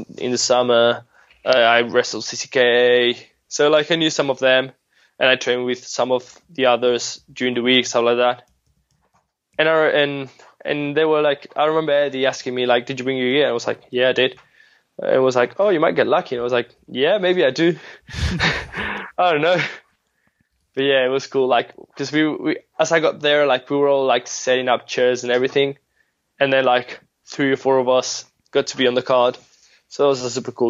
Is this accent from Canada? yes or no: no; Spain; also born or lived in Madrid / United Kingdom; us being Spanish, like the only Spanish wrestlers like wrestling in the UK